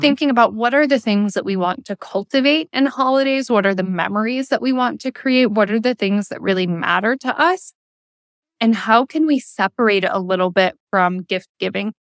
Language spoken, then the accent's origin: English; the Thumb of Michigan, United States; also born or lived in Detroit area, Michigan; we moved from the Detroit area into the rural thumb of Michigan